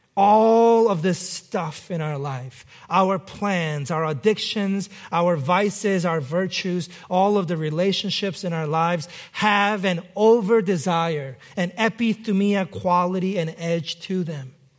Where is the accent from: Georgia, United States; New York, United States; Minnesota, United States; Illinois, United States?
New York, United States; New York City; moved away; growing up in New York City